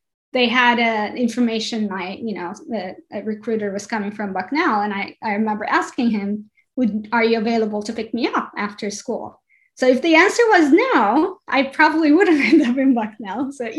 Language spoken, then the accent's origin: English; Turkey; English is a second language; also born or lived in Ankara / Istanbul; now in New Jersey, United States; So I grew up in Turkey, but even in Turkey, I was bit of a nomad even before changing countries, right? I was born in Ankara, but my family's from south of Turkey.